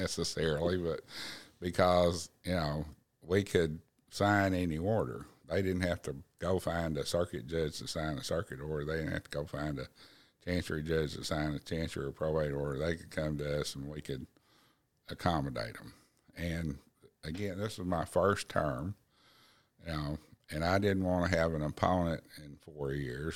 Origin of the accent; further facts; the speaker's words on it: Black Oak, Arkansas, United States; I grew up in Blackhawk, Arkansas